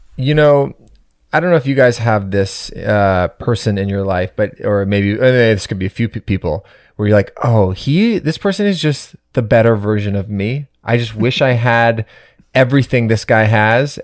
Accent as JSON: {"language": "English", "town": "Toronto", "region": "Ontario", "country": "Canada", "tie": "born or raised there", "said": "I'm born and raised in Toronto, but my dad's from New York, Manhattan."}